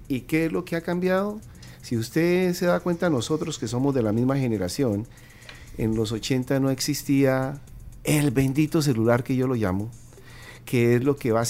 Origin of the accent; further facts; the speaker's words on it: Colombia; now in United States; No, pues ya, ya llevo 27 años viviendo en Estados Unidos, pero